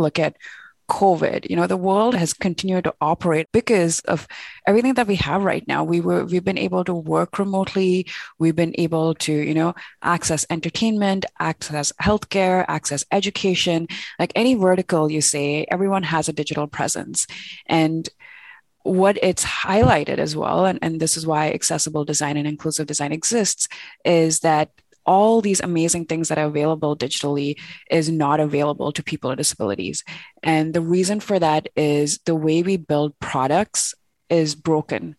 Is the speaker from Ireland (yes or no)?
no; India; moved away as an adult; now in Toronto, Canada; I'm born and raised in India